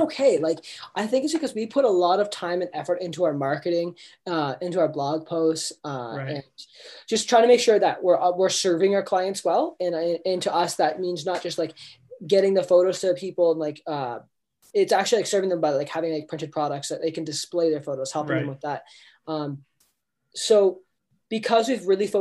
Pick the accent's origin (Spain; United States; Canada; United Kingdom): Canada; Niagara, Ontario; born or raised there